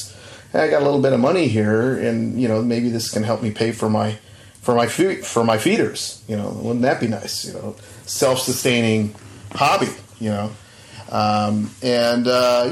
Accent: Southern California, United States; I grew up in Southern California

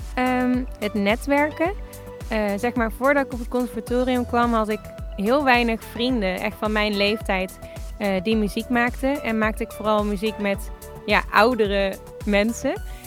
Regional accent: Tilburg, North Brabant, Netherlands; moved away as an adult; also born or lived in Los Angeles; now in Enschede, Netherlands; ik kom uit Tilburg, maar ik woon nu in Enschede.

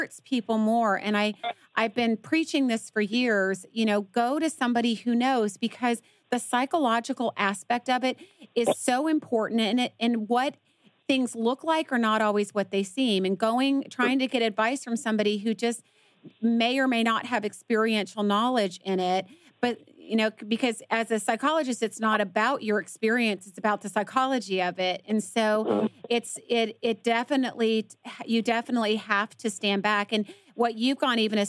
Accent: Atlanta, Georgia, United States; now in Dallas, United States; I'm from Atlanta too

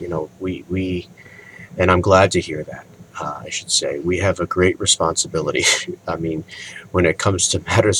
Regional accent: New England, United States; moved away; also born or lived in Canada; I was born, raised in New England.

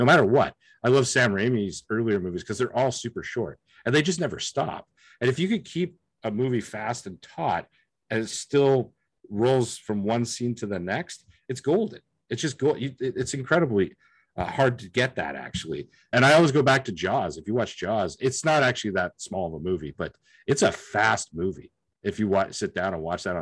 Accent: Lethbridge, Alberta, Canada; moved away as an adult; now in Vancouver, Canada; I grew up personally in Lethbridge, which isn't far

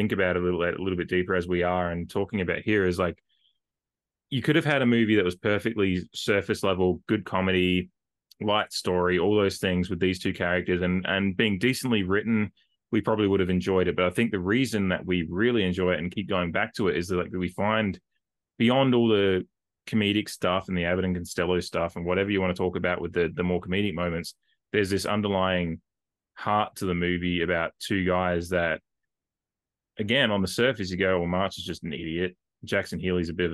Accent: Australia; I'm Australian

